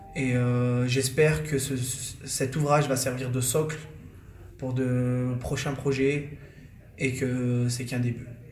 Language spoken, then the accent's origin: French; Échirolles, Auvergne-Rhône-Alpes, France; Je suis un échirolois j'ai grandi à Échirol.